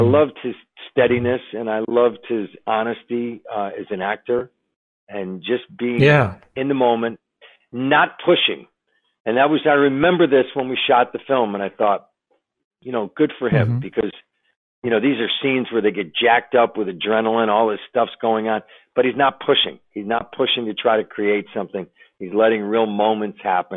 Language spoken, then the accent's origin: English; Buffalo, New York, United States; now in Los Angeles, United States; my hometown of Buffalo